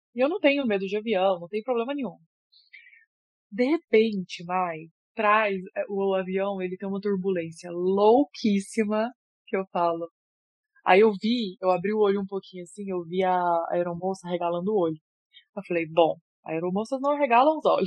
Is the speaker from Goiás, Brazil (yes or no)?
yes; Goiânia, Goiás, Brazil; eu é sou de Goiânia